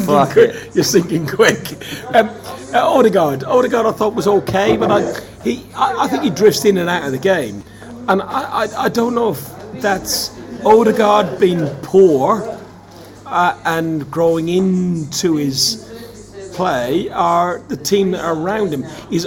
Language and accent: English; Ireland; now in London, United Kingdom; And as an Irishman, I understand that and I can see it. It doesn't feel unusual to me because we're like that in Ireland anyway.